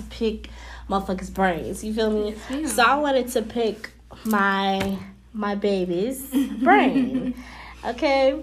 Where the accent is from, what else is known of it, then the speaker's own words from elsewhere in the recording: Chicago, Illinois, United States; I am from Chicago, Illinois.